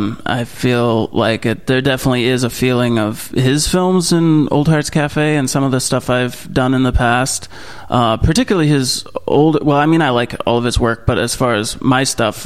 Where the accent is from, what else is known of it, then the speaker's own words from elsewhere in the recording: Manhattan, New York, United States; also born or lived in New Jersey; grew up a little bit in Manhattan, so it wasn't too much of a culture shock. I wasn't born in Vermont. I was born in New Jersey, so I'm kind of all over the place.